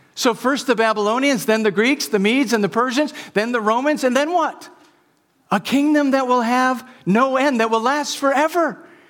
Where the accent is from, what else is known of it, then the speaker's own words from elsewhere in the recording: Wisconsin, United States; moved away as an adult; also born or lived in Vermont; I grew up in Wisconsin, and after college, I moved to Vermont